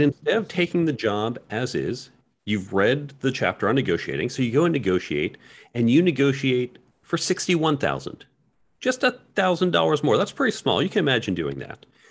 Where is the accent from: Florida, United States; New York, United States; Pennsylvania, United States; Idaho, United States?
New York, United States; I'm a New Yorker